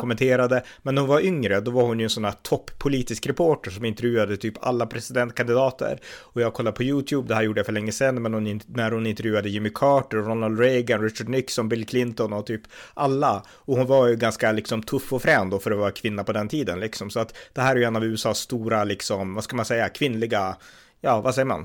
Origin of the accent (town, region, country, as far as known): Sweden